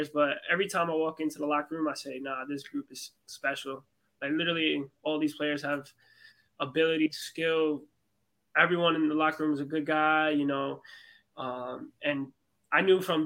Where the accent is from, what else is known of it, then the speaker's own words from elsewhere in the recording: New York, United States; Me and my twin were born in New York, but my family is from Brazil